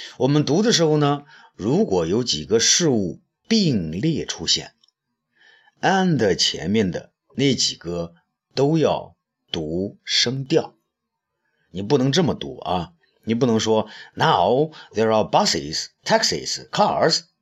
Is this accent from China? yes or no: yes; China; 我们中国人才四亿人口嘛